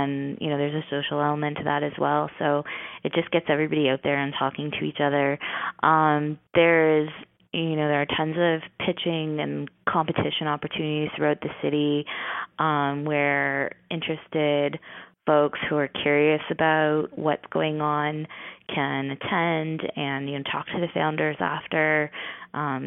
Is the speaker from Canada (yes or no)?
yes; St. Catharines, Ontario, Canada; I'm from St. Catharines